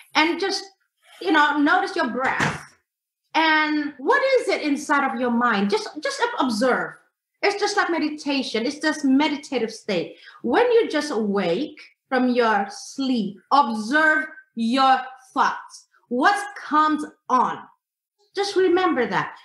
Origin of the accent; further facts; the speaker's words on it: Indonesia; I am from Indonesia